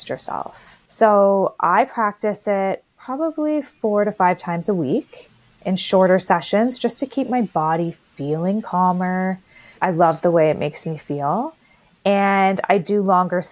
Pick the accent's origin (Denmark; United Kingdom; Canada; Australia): Canada; I'm Canadian. You probably all could tell by my accent